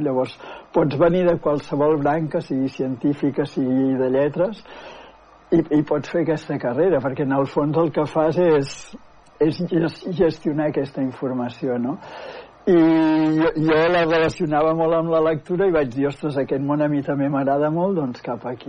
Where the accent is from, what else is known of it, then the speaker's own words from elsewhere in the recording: Manlleu, Catalonia, Spain; moved away as an adult; also born or lived in Barcelona; now in Manresa, Spain; sóc de Manlleu, tot i que des dels 19 anys que vaig marxar a estudiar a Barcelona ja no hi he tornat a viure